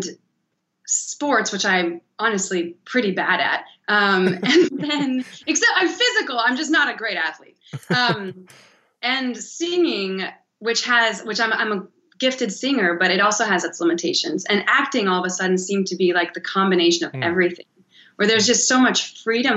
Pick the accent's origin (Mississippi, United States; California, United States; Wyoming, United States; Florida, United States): Wyoming, United States; Cody; now in Los Angeles, United States; I'm from a small town called Cody, Wyoming, which is the east entrance to Yellowstone National Park